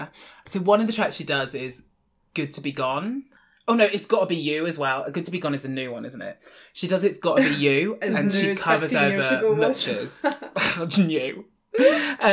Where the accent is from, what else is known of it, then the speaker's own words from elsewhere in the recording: England, United Kingdom; I am the English rose sandwiched between two Scottish thistles